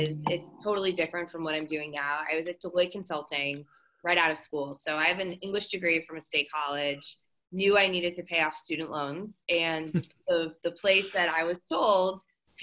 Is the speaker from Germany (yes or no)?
no; Boston, Massachusetts, United States; moved away; I'm originally from the Boston area